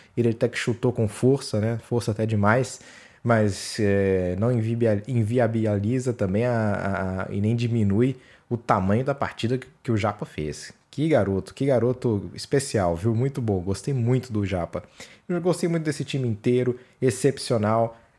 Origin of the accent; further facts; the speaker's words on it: northern Minas Gerais, Brazil; Eu sou do norte de Minas